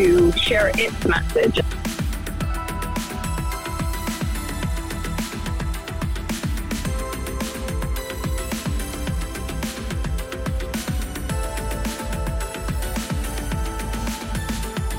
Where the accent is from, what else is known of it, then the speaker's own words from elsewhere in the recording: northern Illinois, United States; I was born in Illinois, northern Illinois